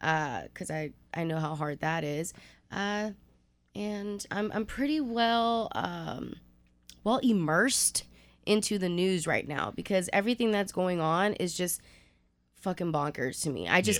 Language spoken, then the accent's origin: English; Houston, Texas, United States; also born or lived in Pasadena; I'm from Houston, born and raised... I was actually born in Pasadena, but raised in A-Leaf. So SWAT, shout out to SWAT. I am a product of Cook Road.